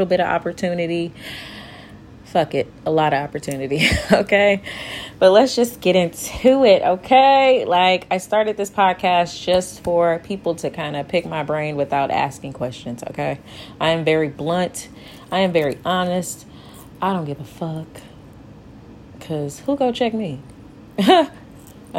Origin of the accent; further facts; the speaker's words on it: St. Louis, Missouri, United States; I am from St. Louis, Missouri